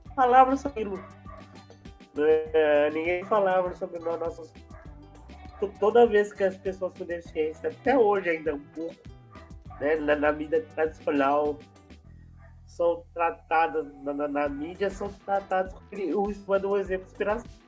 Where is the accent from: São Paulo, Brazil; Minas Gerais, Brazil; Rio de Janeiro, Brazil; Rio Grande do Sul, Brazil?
São Paulo, Brazil; eu sou de São Paulo, capital